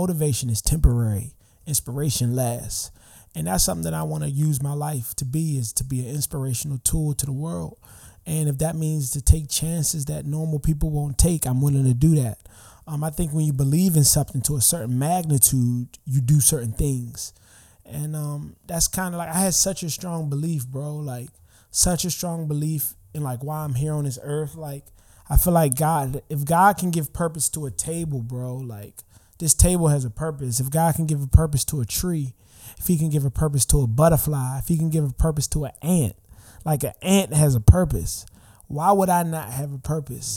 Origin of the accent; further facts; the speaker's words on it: Prince George's County, Maryland, United States; I'm actually here from Prince George's County, Maryland. I grew up here, like, my whole life